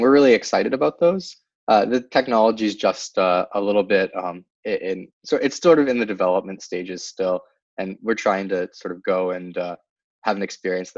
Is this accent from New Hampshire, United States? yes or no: yes; New Hampshire, United States; moved away as an adult; also born or lived in Pittsburgh / San Francisco Bay Area; now in San Francisco, United States; I grew up in New Hampshire, and then I went to college in Pittsburgh.